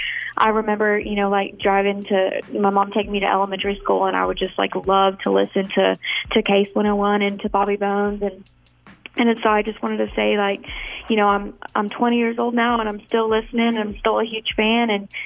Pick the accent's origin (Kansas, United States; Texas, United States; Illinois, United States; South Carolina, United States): Texas, United States; Austin; I am born and raised in Austin, Texas. I'm a student at UT.